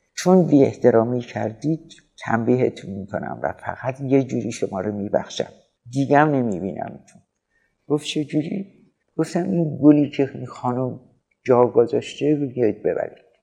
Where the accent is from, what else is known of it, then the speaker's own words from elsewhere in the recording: Iran; به عنوان یک ایرونی